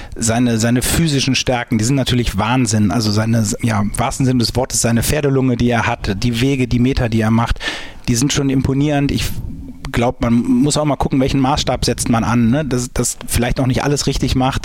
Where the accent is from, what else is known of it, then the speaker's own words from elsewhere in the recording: St. Tönis, North Rhine-Westphalia, Germany; ich komme gebürtig aus St. Tönis